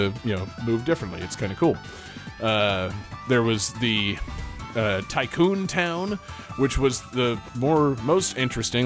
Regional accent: United States; Me as an American

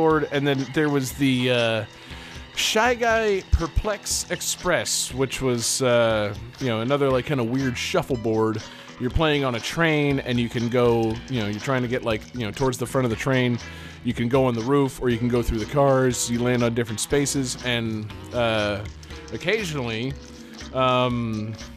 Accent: United States; Me as an American

